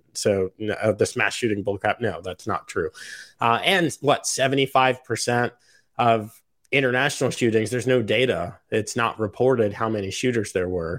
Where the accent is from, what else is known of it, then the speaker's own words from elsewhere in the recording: United States; as an American